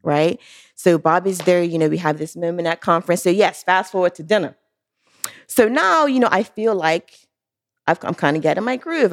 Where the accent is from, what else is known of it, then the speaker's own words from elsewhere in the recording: Bermuda; moved away as an adult; now in United States; born and raised in Bermuda, been there all my life